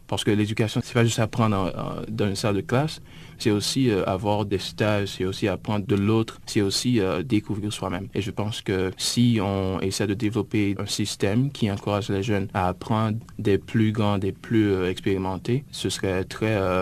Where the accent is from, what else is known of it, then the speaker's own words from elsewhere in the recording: Gonaïves, Artibonite, Haiti; now in United States; je suis originaire euh, d'Haïti, en fait de la ville des Gonaïves